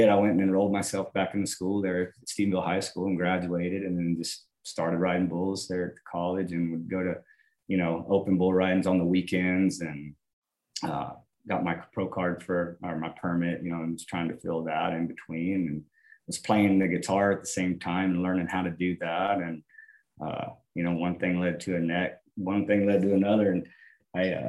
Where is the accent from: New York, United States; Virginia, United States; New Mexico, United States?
New Mexico, United States; Hobbs; we're both from Hobbs, New Mexico, where we were born and we talked about being kids